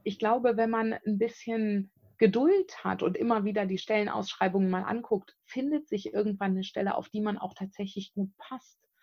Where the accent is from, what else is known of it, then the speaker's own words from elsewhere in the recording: Bonn, North Rhine-Westphalia, Germany; moved away as an adult; also born or lived in South Africa; ich bin aus Bonn ursprünglich, bin gebürtige Bonnerin